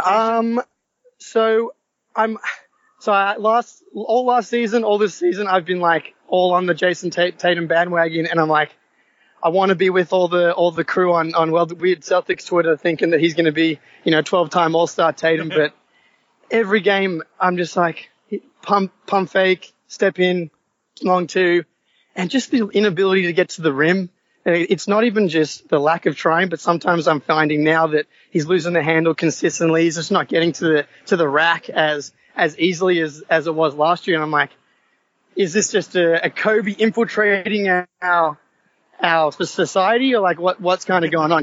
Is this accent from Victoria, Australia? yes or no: no; Sydney, New South Wales, Australia; I'm from Sydney, Australia.